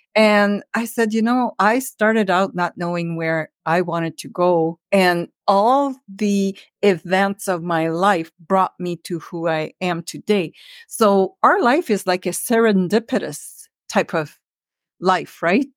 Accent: Earlton, Ontario, Canada; moved away as an adult; also born or lived in Ottawa; I'm a northern girl, so I grew up in North Ontario in a very small town. It was like a village. It was called Village, and it was all French

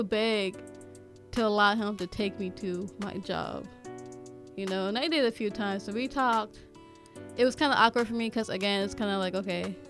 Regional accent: California, United States; now in Ohio, United States; I'm the new girl in the state. I'm from California

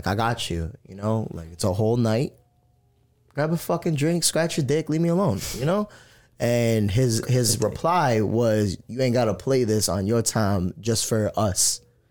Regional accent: Florida, United States; now in Orlando, United States; my father's Puerto Rican, so they don't know that I grew up in Point Siena, Florida, like with a Puerto Rican father

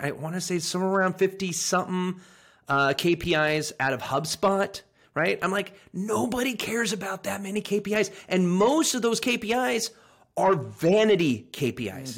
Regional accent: Sacramento, California, United States; moved away; also born or lived in England / Anchorage, Alaska; a good old, like, Polish farmer from Northern California

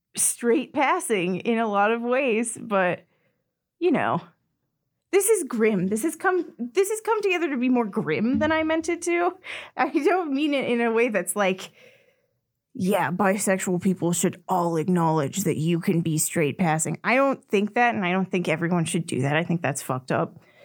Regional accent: Orem, Utah, United States; I grew up in Orem, Utah

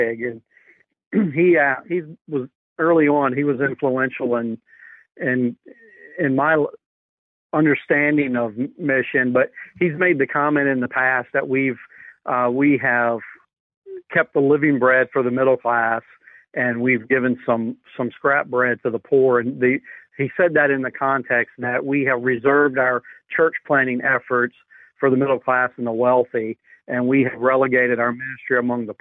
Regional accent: the Bible Belt, United States; moved away as an adult; also born or lived in Brazil; I grew up in the Bible Belt, but I didn't grow up in a Christian home

